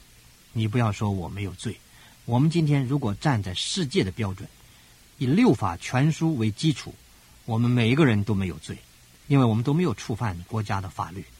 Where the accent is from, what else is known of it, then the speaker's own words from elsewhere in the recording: China; 这个虚心呢，也可以用我们中国人通常懂的话来讲啊，就是一无所知的人有福了。